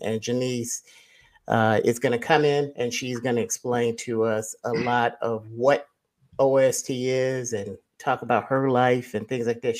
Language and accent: English; Ohio, United States; I'm from Ohio